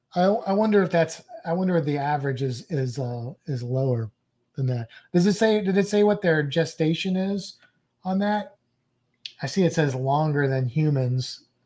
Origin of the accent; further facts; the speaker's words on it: St. Louis, Missouri, United States; I'm from Saint Louis with the gateway arch